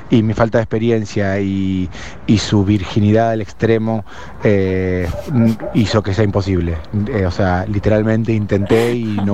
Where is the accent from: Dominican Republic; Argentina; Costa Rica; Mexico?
Argentina; Buenos Aires; Hola, gente de la máquina … de Villa Crespo.